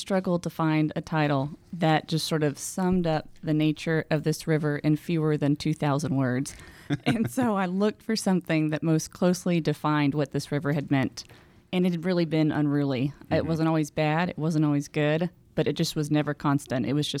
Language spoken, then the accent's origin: English; Houston, Texas, United States; also born or lived in Waco, Texas; now in San Angelo, United States; I grew up in Houston.